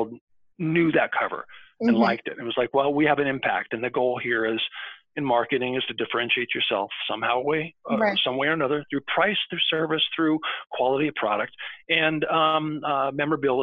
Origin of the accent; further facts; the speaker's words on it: Arizona, United States; moved away; when I was a kid growing up in Arizona